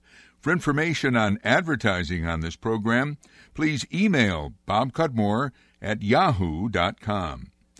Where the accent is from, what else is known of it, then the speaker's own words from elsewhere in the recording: Amsterdam, New York, United States; In my hometown of Amsterdam